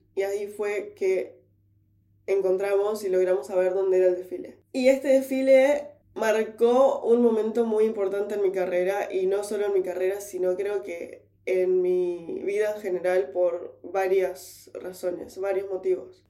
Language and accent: Spanish; Uruguay; moved away as an adult; now in London, United Kingdom; yo soy uruguaya